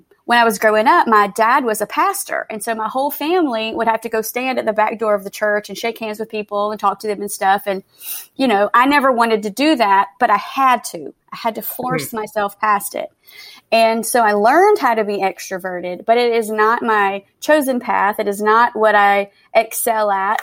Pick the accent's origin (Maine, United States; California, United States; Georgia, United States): Georgia, United States; Macon; moved away as an adult; now in Austin, United States; I am originally from Georgia. I grew up in the Macon area of Georgia, and I now live in Austin.